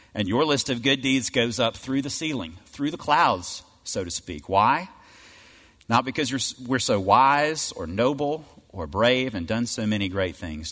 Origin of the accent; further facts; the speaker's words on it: Cleveland, Mississippi, United States; I grew up in Cleveland, Mississippi